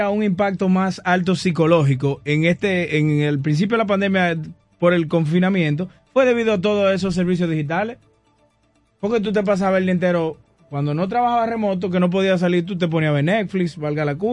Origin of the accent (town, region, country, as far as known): Dominican Republic